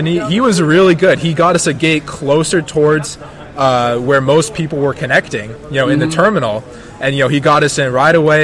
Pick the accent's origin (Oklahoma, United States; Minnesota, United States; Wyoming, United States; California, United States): California, United States; Monterey; I'm from the Monterey Bay area